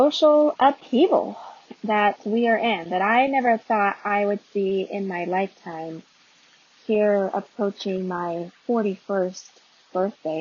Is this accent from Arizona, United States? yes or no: yes; Arizona, United States; moved away as an adult; also born or lived in North Carolina; not being from the South, born and raised in Arizona.